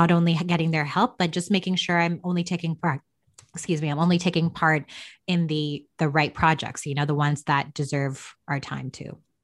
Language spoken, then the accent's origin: English; Toronto, Ontario, Canada; also born or lived in Chennai, India; I was born and raised here in Canada